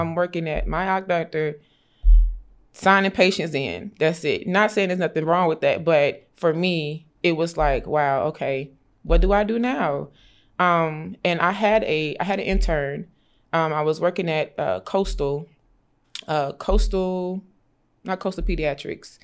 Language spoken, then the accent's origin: English; Augusta, Georgia, United States; I grew up in Augusta, Georgia